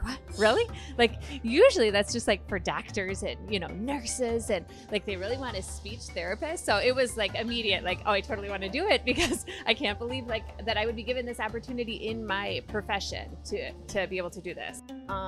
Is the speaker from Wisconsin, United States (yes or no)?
yes; Muskego, Wisconsin, United States; I'm from Muskego, Wisconsin